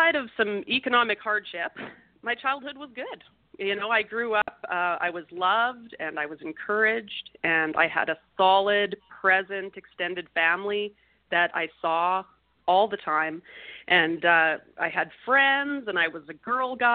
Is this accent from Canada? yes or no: yes; Canada; I was born in Canada in a Canadian city